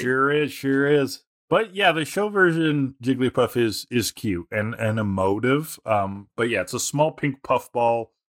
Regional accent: Canada; as a Canadian

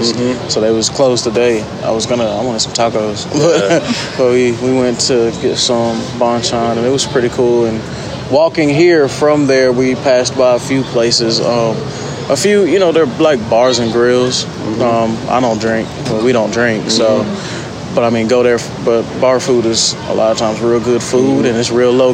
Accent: Alabama, United States; moved away as an adult; also born or lived in Jersey City, New Jersey; now in Greensboro, United States; I was raised in Alabama, but I was born in Jersey City, New Jersey.

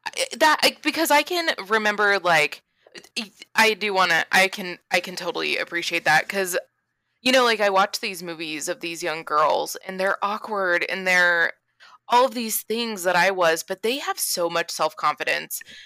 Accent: Florida, United States; we're from Florida

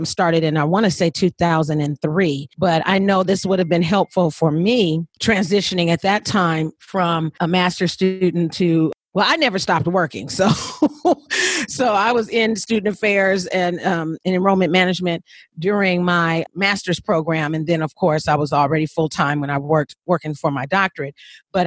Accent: California, United States; I'm from California

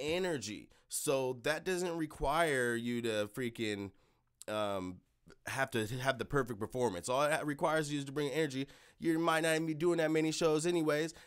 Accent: Lenexa, Kansas, United States; also born or lived in Shawnee, Kansas; I'm born in K C K. I, um, grew up in, like, Lenexa in Kansas City, Missouri

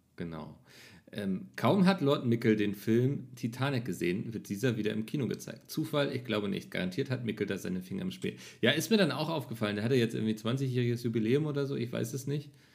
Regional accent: Northern Germany, Germany; als Norddeutscher

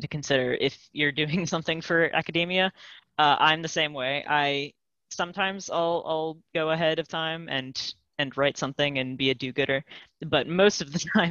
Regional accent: Louisiana, United States; moved away; I'm from Louisiana

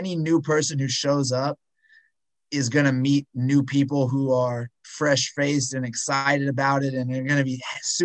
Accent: California, United States; moved away; I grew up in California and I don't live there anymore

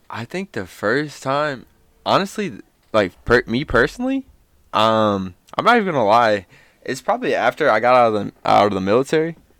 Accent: Dayton, Ohio, United States; I was born in Dayton. Um, I lived here until I was, um, seven.

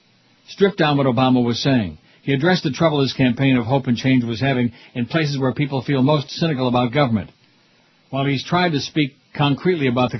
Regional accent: Illinois, United States; in my hometown of Illinois, who are bitter.

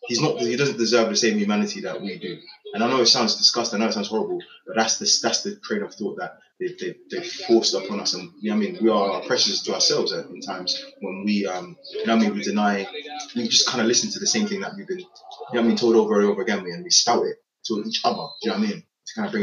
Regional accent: Luton, East of England, United Kingdom; I'm from Luton, yeah?

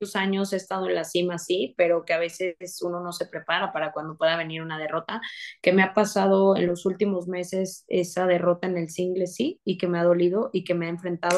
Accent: San Luis Potosí, Mexico; yo soy de San Luis Potosí

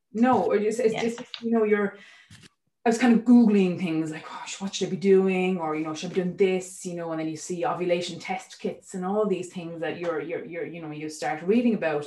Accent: Waterford, Munster, Ireland; moved away; I'm from Waterford, sorry, so I'm not local.

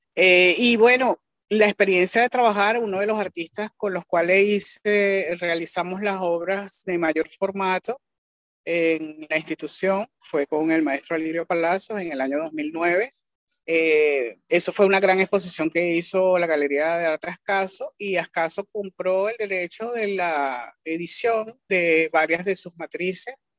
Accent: Venezuela; me siento orgullosa por venezolana

